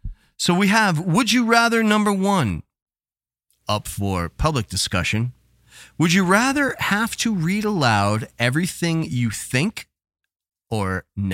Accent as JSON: {"language": "English", "region": "South Florida", "country": "United States", "tie": "born or raised there", "said": "growing up in South Florida."}